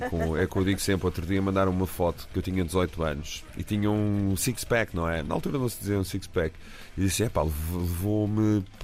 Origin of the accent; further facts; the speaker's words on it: Portugal; Somos portugueses.